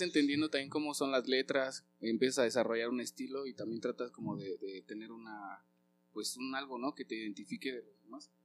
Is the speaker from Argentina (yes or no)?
no; Zitácuaro, Michoacán, Mexico; also born or lived in Naucalpan, State of Mexico; Zitácuaro, Ahí llegué a los nueve años, ocho años, este, pero nací en Naucalpan, en el Estado de México, y, y ahí en Zitácuaro fue que viví mi adolescencia